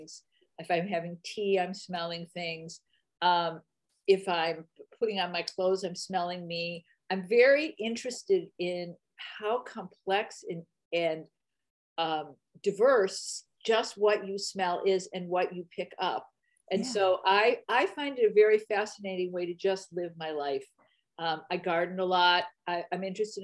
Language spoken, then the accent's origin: English; Detroit, Michigan, United States; moved away as an adult; now in Berkeley, United States; I lived my first 20 some years in Detroit.